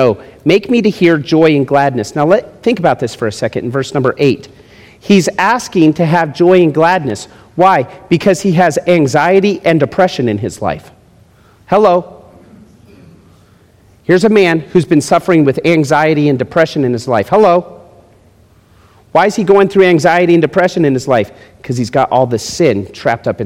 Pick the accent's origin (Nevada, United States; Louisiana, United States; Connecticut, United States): Nevada, United States; Las Vegas; also born or lived in Florida; where are you from? Las Vegas